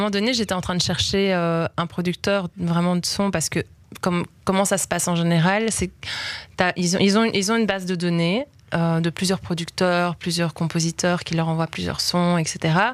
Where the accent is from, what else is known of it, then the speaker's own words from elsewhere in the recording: Belgium; parce que moi, quelqu'un a cru en moi, je viens de Belgique